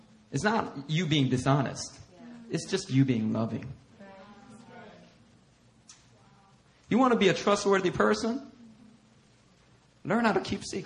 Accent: Philadelphia, Pennsylvania, United States; I grew up in Philly

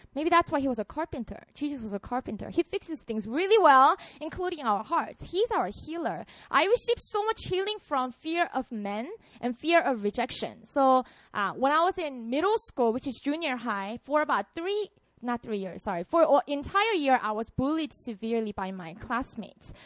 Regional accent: Busan, South Korea; English is a second language; moved away as an adult; now in Seoul, South Korea; So I'm from Busan. That's my hometown. I wanted to move to Seoul so badly

